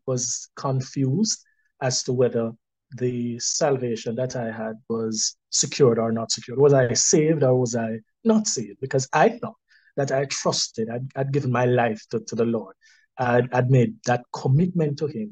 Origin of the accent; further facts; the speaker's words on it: Kingston, Jamaica; I was born in Kingston